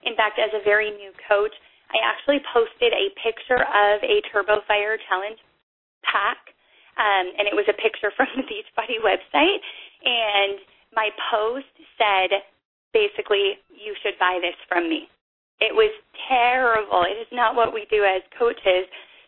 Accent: Canada; But I wasn't allowed to become a coach because I'm Canadian

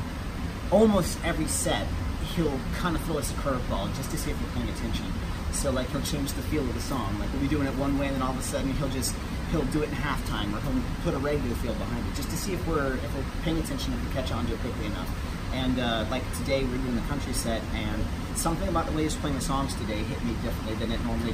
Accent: Kentucky, United States; now in New York, United States; I'm originally from Kentucky, but lived in New York for well over a decade at this point, so I consider myself a New Yorker

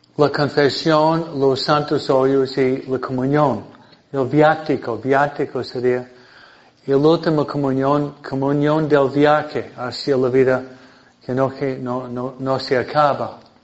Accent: Michigan, United States; Spanish is a second language; now in Hawaiian Gardens, United States; yo nací en Michigan

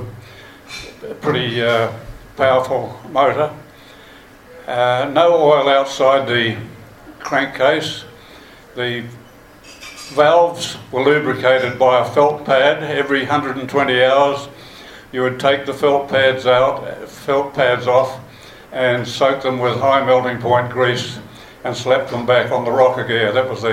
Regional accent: Blenheim, Marlborough, New Zealand; also born or lived in Picton; I was born in Picton in 1926, so you can guess how old I am now. We moved up to Blenheim from Picton, and I went to Springland School and Marlborough College

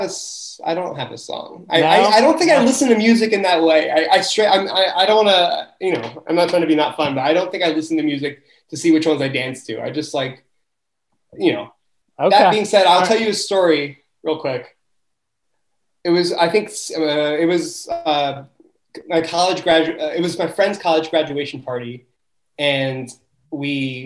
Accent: New Jersey, United States; I'm from South Jersey.

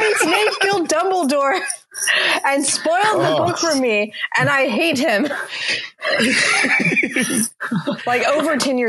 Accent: Mississippi, United States; I grew up in Mississippi, and through a certain point in my life, my parents went to a conservative church

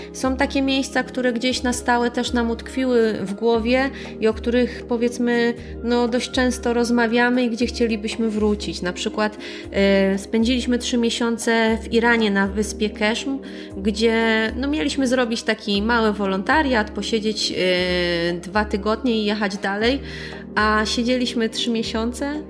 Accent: Poland; pochodzimy z innego kraju

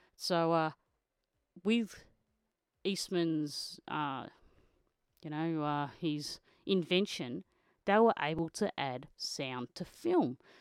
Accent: Australia; I'm an Australian motocross photojournalist

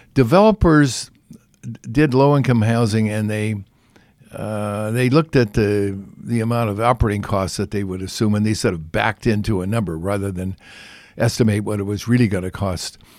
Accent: California, United States; I'm from, you know, I'm from California

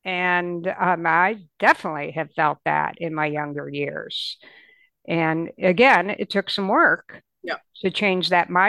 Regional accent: Michigan, United States; you know, we grew up in Michigan, and during that time there was a big department store there that everybody went

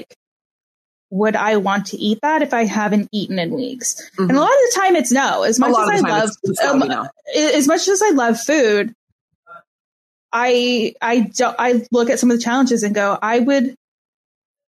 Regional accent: southern Ontario, Canada; here in southern Ontario

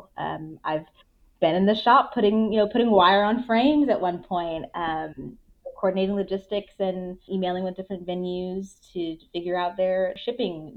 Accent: Houston, Texas, United States; moved away as an adult; now in Kansas City, United States; I grew up in Houston

